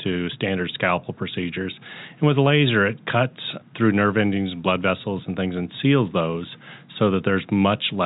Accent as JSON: {"language": "English", "area": "the Northland", "region": "Missouri", "country": "United States", "tie": "born or raised there", "said": "I'm born and raised in the Northland"}